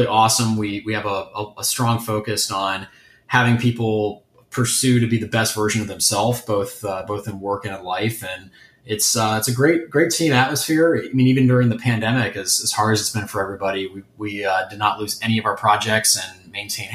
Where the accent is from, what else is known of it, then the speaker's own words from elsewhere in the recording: Ohio, United States; moved away as an adult; also born or lived in Rhode Island; now in Detroit, United States; I'm from Ohio, just a state just south of Michigan